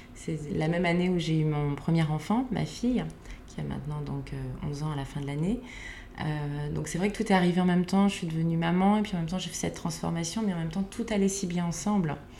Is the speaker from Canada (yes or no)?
no; Lower Normandy, France; moved away as an adult; also born or lived in Provence; now in Paris, France; je viens de, Normandie, j'ai grandi dans un petit village euh, en basse Normandie